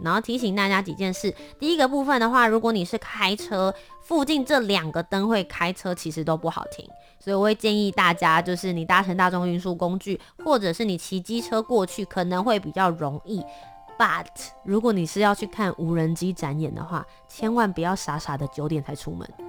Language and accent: Chinese; Kaohsiung, Taiwan; 我的家乡，高雄